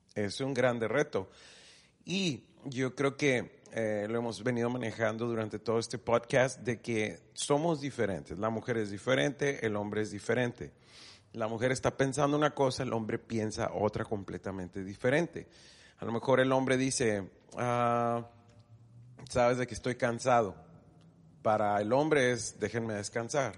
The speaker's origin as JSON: {"language": "Spanish", "country": "Mexico", "said": "aunque somos mexicanos los dos, hablamos español"}